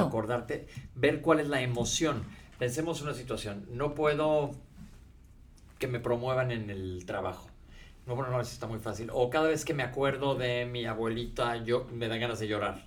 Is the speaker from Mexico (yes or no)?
yes; Mexico; nosotros crecimos y temblaba en México